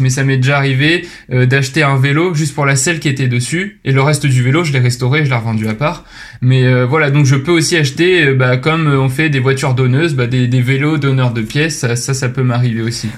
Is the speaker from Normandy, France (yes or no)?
yes; Rouen, Normandy, France; moved away as an adult; also born or lived in Lyon; je viens de Rouen. J'y ai fait bah, toute mon, enfance et ma scolarité jusqu'à la, prépa